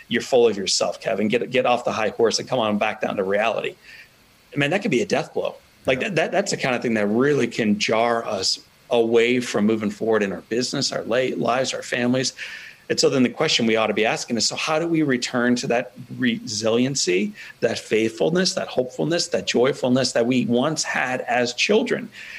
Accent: Italy; born or raised there

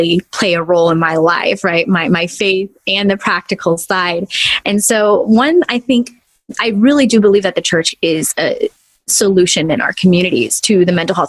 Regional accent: Los Angeles, California, United States; Born and raised in Los Angeles, I'm in California

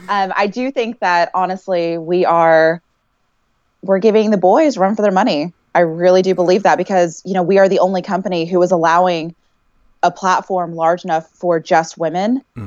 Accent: Texas, United States; It's something I haven't used in a long time, but I feel like, okay, I'm from Texas.

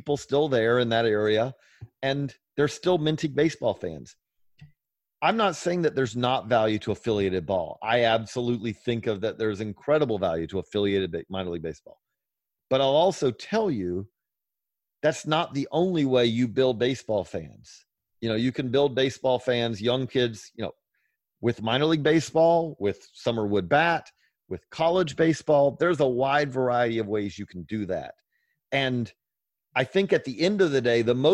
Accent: Georgia, United States; I'm from Georgia

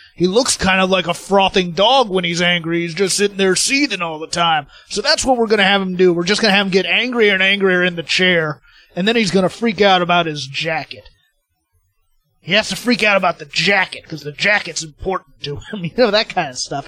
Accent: United States; as an American

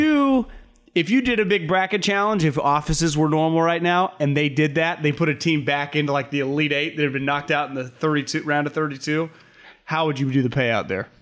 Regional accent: California, United States

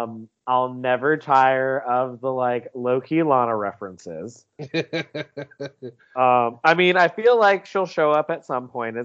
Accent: South Carolina, United States; I'm from South Carolina.

